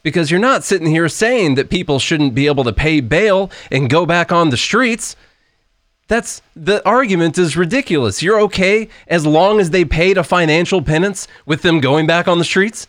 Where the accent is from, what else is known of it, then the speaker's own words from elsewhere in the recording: Illinois, United States; I'm from Illinois